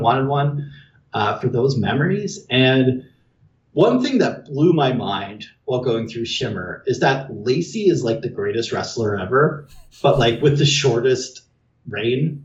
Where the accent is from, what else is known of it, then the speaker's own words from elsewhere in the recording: Canada; I'm Canadian